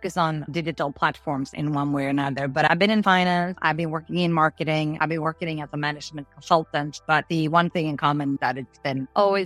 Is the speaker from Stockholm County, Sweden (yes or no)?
no; outside Malmö, Skåne, Sweden; also born or lived in Gothenburg; I was born in Gothenburg, but I did grow up outside Malmö in a small town called Helsingin most of my childhood.